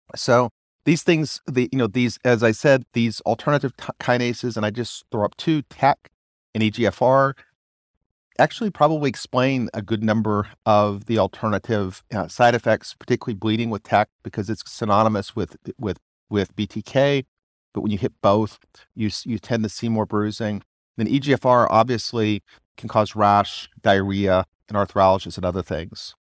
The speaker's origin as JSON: {"language": "English", "region": "Arkansas", "country": "United States", "said": "I'm also from Arkansas where we think about things simply"}